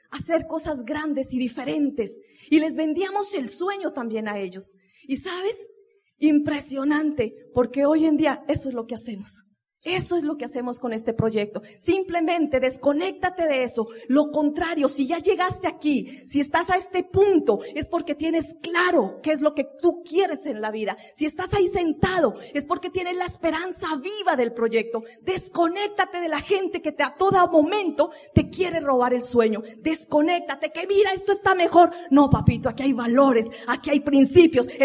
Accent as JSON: {"language": "Spanish", "country": "Colombia", "said": "porque nosotros como buen colombiano, ¿no? El único día para los hijos, ¿cuándo es? El domingo."}